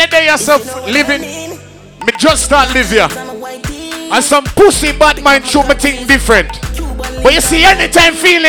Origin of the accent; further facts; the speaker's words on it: Trinidad & Tobago; I'm from Trinidad, they're from Guyana. Let me take a fly over Trinidad.